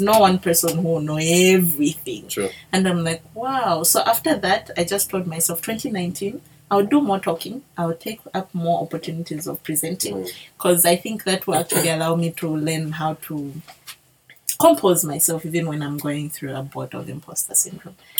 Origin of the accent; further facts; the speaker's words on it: Zambia; accent: Bemba; my Bemba accent